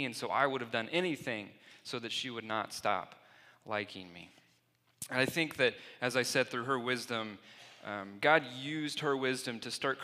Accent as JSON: {"language": "English", "town": "Plainfield", "region": "Indiana", "country": "United States", "tie": "born or raised there", "said": "I grew up in Plainfield, Indiana"}